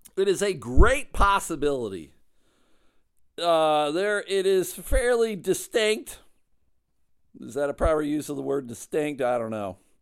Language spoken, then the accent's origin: English; Clarence, New York, United States; I grew up in Clarence, New York